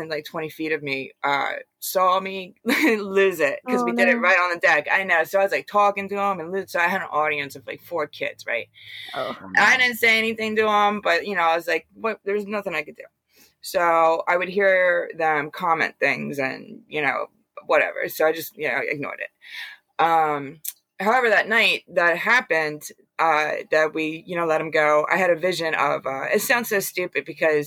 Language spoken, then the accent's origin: English; Bucks County, Pennsylvania, United States; moved away as an adult; now in New Jersey, United States; I'm originally from Bucks County, Pennsylvania